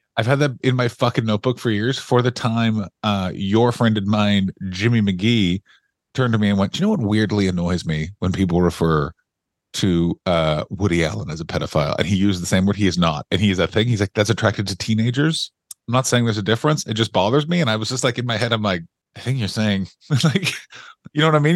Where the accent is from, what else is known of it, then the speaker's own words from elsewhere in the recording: Ottawa, Ontario, Canada; I grew up in Ottawa, Ontario, Canada